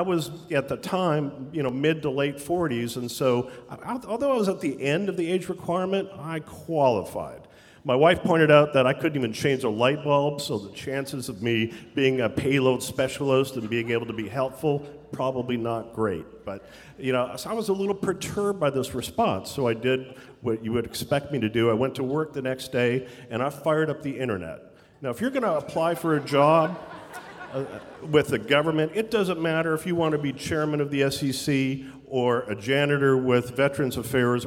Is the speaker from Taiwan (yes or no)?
no; Canada; that I'm Canadian.